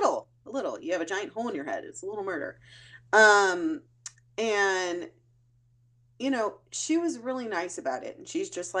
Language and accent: English; California, United States; I'm from California